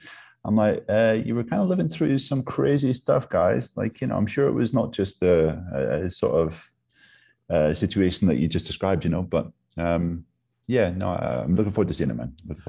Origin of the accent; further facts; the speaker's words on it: Northern Ireland, United Kingdom; I'm Northern Irish. So I come from Northern Ireland.